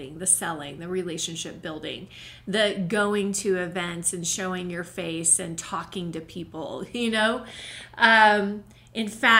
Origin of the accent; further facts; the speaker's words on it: Oklahoma City, Oklahoma, United States; moved away as an adult; now in Colorado, United States; the one gallery I had in Oklahoma, which was in my hometown, my home state, Oklahoma City, I lived there in that city